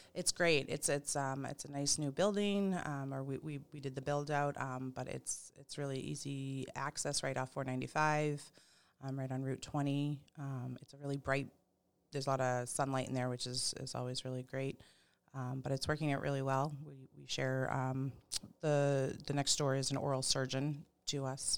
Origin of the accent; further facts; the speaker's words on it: Pepperell, Massachusetts, United States; also born or lived in Ayer, Massachusetts; I grew up in Pepperell